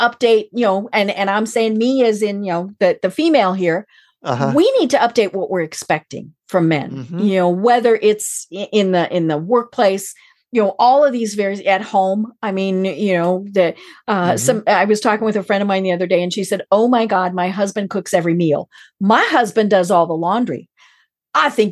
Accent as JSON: {"language": "English", "area": "outside of Steamboat Springs", "region": "Colorado", "country": "United States", "tie": "born or raised there", "said": "I'm from Colorado. I grew up outside of Steamboat"}